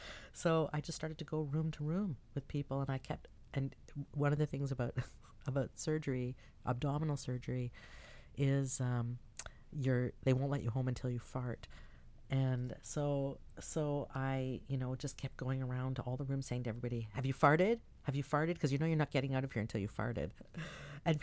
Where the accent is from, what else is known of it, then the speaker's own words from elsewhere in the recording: Toronto, Ontario, Canada; I was from Toronto